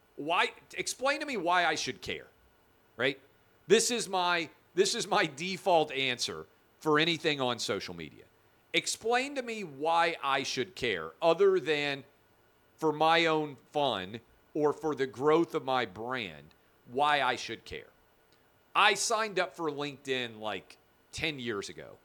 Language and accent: English; the South, United States; I'm from the South. I grew up an S E C fan.